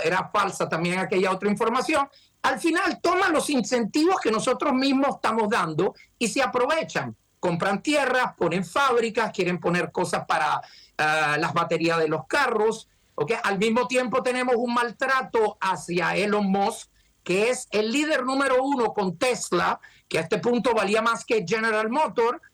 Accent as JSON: {"language": "Spanish", "country": "Venezuela", "moved": "yes", "lives_now": "United States", "said": "Nosotros venimos de Venezuela"}